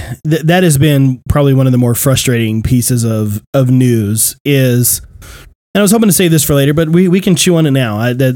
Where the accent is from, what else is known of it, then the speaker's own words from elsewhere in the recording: Queens, New York, United States; You know, with the, you know, Brooklyn, I'm from Queens.